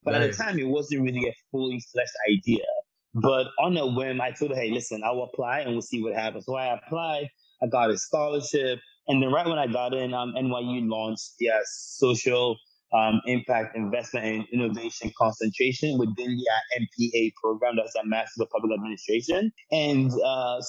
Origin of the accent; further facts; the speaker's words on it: Ghana; moved away as an adult; also born or lived in United States; I'm born and raised in Ghana, just for context to your listeners. So born and raised in Ghana, about 18 years old, I decided I wanted to move to the States